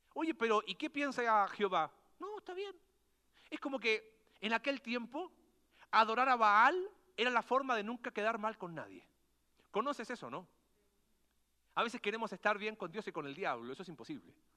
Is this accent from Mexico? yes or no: no; Coquimbo, Chile; ¿de dónde eres tú? De Coquimbo.